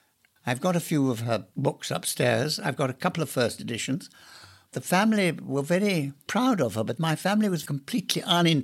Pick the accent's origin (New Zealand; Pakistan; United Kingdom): United Kingdom; Warwickshire, outside Coventry, West Midlands; I was brought up in Warwickshire, outside Coventry. And so I knew that kind of area.